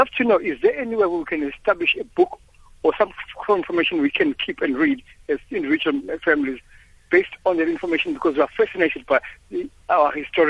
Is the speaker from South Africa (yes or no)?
yes; KwaZulu-Natal, South Africa; also born or lived in Durban; I am off from the Zulu side of the nation